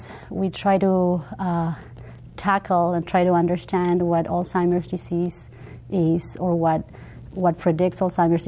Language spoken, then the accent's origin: English; Uruguay; moved away as an adult; now in United States; I'm from Uruguay originally, I'm bilingual. I speak Spanish and English fluently